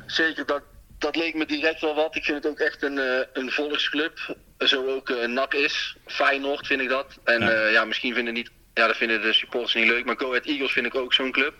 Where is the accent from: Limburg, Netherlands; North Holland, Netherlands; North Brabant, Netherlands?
North Brabant, Netherlands; Breda; In Haagse Beemden ben ik geboren